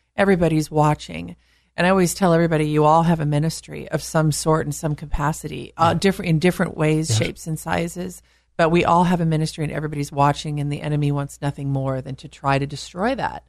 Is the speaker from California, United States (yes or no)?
yes; California, United States; being a Californian